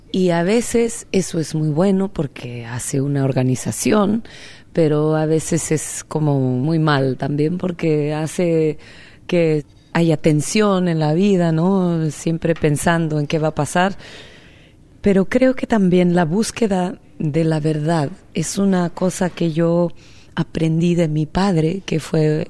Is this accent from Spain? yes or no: no; Oaxaca, Mexico; also born or lived in Minnesota, United States / Mexico City, Mexico; now in New York City, United States; en Oaxaca, mi tierra, donde yo nací